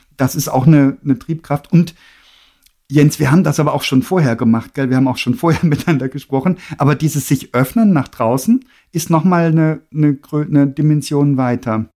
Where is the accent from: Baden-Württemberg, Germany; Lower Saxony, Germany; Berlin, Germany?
Baden-Württemberg, Germany; Freiburg im Breisgau; Ich bin in der Nähe aufgewachsen, ne, also in Freiburg im Breisgau